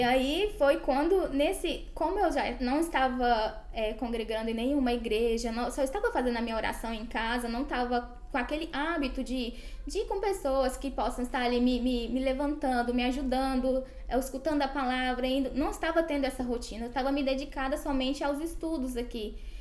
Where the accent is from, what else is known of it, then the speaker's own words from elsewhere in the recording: Goiânia, Goiás, Brazil; moved away as an adult; also born or lived in Porangatu, Brazil; now in Buenos Aires, Argentina; sou de Goiânia, mas nasci na cidade de Porangatu. Mas enfim, minha família é, e é, eu agora moramos na, na cidade de Goiânia.